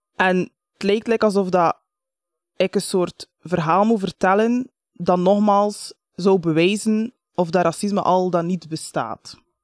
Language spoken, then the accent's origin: Dutch; Bruges, Flanders, Belgium; ik ben geboren in Brugge, dat is echt niet zo exotisch